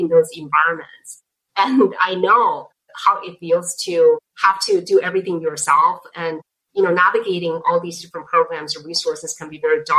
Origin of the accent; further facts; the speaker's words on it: Beijing, China; English is a second language; moved away as an adult; now in United States; I grew up in Beijing and I went to college in Beijing